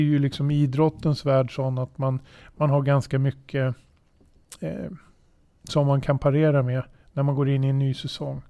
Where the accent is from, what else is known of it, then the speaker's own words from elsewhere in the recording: Södertälje, Stockholm County, Sweden; född och uppväxt i Södertälje